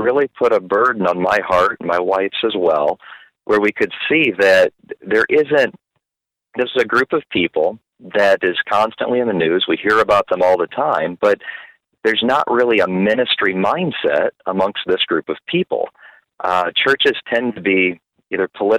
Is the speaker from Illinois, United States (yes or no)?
yes; Peoria, Illinois, United States; now in Springfield, United States; I grew up in Peoria, so I'm familiar with Illinois